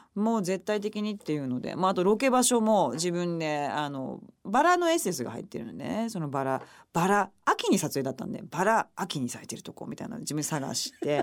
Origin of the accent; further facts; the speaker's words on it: Okayama, Japan; moved away; 私の地元岡山